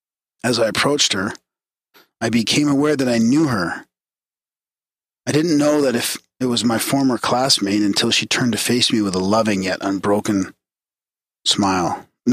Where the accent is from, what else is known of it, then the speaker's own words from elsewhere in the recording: Mississippi, United States; Okay, so I grew up in South Mississippi under the roof of a Baptist Christian home that my father built on undeveloped land in 1993.